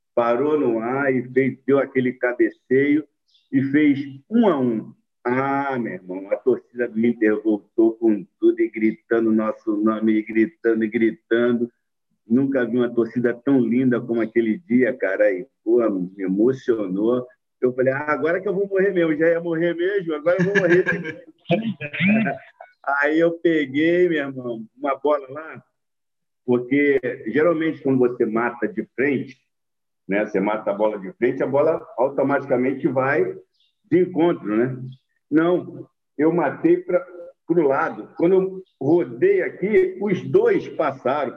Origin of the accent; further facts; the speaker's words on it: Rio de Janeiro, Brazil; moved away as an adult; also born or lived in Rio Grande do Sul; eu não sou carioca, não, eu sou carioche